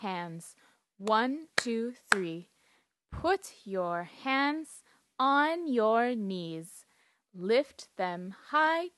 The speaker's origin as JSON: {"language": "English", "town": "Duluth", "region": "Minnesota", "country": "United States", "said": "I'm American and I come from Duluth, Minnesota in the United States."}